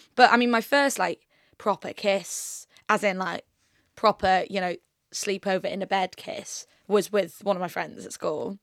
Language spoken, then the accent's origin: English; York, Yorkshire and the Humber, United Kingdom; moved away as an adult; now in London, United Kingdom; I'm originally from York